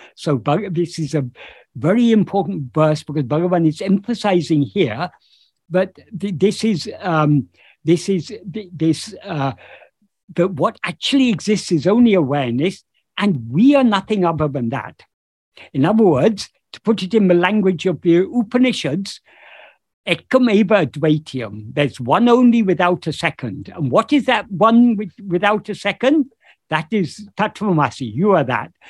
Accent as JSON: {"language": "English", "country": "United Kingdom", "tie": "born or raised there", "said": "this body happened to be born in um, in uh, the United Kingdom, so I, I am uh, I am British"}